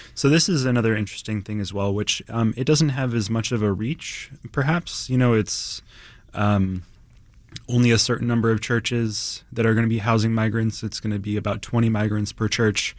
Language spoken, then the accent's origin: English; East Coast, United States; now in Chicago, United States; I'm, I'm from the East Coast originally.